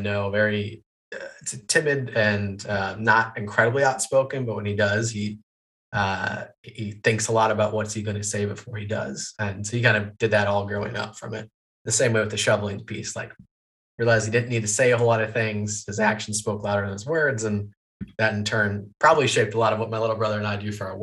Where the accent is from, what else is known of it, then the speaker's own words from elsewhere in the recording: Wisconsin, United States; moved away; a summer college job that would be good back in my hometown